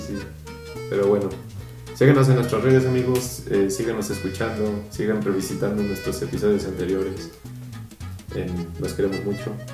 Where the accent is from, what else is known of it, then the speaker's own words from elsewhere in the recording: Mexico; nosotros como mexicanos